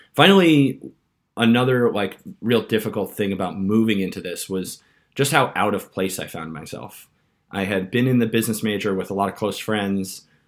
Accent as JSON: {"language": "English", "area": "Long Island", "region": "New York", "country": "United States", "tie": "born or raised there", "also_born_or_lived": "San Francisco", "moved": "as an adult", "lives_now": "London, United Kingdom", "said": "I grew up on Long Island in a town where a large number of people commute to New York City every day"}